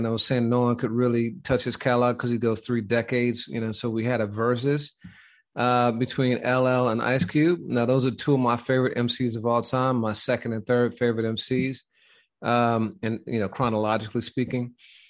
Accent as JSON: {"language": "English", "town": "Pittsburgh", "region": "Pennsylvania", "country": "United States", "said": "You know, being from Pittsburgh and I'm from the Midwest, you know how, you know, sometimes growing up, people would ask if you wanted a Coke"}